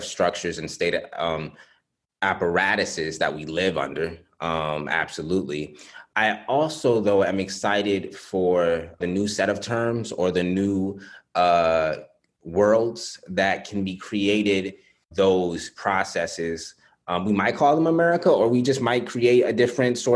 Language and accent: English; Chicago, Illinois, United States; I was born in the 90s in a very American city in the south side of Chicago.